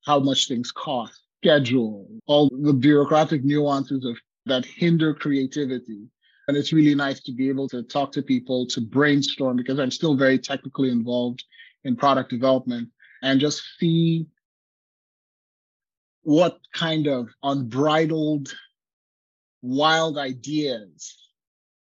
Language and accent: English; Lagos, Nigeria; moved away as an adult; also born or lived in Utah, United States / Silicon Valley, United States; now in Oregon, United States; So I grew up in Lagos, Nigeria.